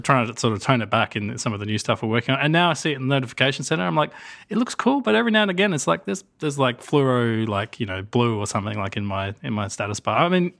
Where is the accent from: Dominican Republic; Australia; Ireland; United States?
Australia; I'm from Australia, you two.